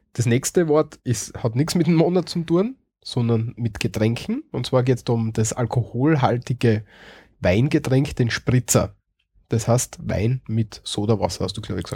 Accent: Austria; als Österreicher

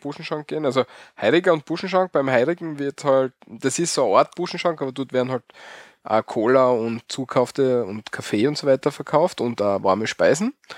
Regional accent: Austria; bei uns in Österreich

